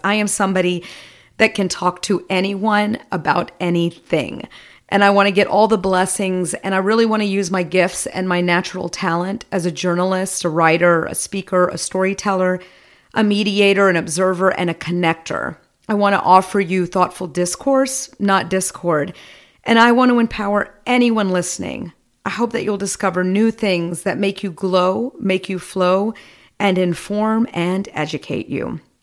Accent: United States; I'm an American of Indian descent, a Hindu. My parents emigrated here in the seventies

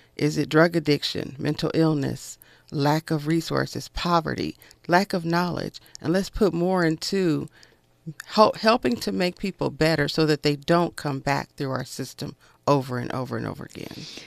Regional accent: Los Angeles, California, United States; Growing up in South Central Los Angeles, I was raised by a single mother.

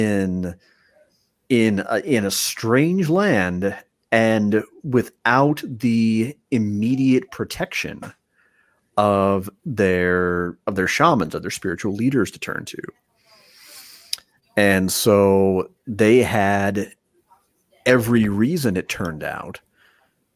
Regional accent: Spring Lake Park, Minnesota, United States; when I was growing up in Spring Lake Park, Minnesota

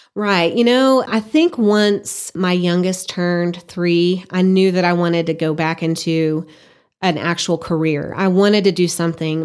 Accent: Burkburnett, Texas, United States; moved away as an adult; now in Amarillo, United States; I grew up in Burke Brunette, Texas, and just decided that was where I wanted to go to college

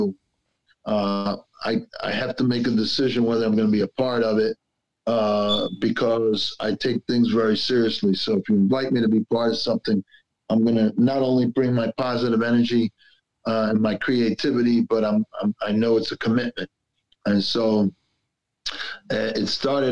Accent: Clifton, New Jersey, United States; also born or lived in Belleville, New Jersey / Newark, New Jersey; me growing up in Clifton and then in Belleville and then hanging out and working in Newark

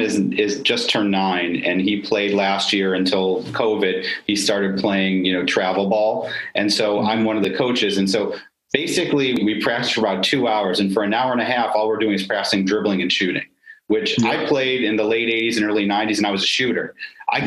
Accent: Syracuse, New York, United States; I grew up in Syracuse also

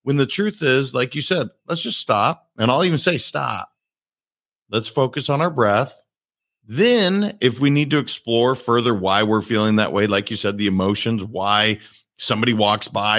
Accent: Montana, United States; moved away; I'm from Montana originally. So nature is a huge part of how I grew up

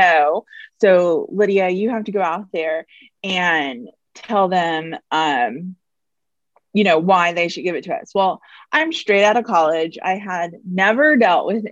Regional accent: Houston, Texas, United States; also born or lived in Iowa; Born and raised in Houston, went to college in Iowa

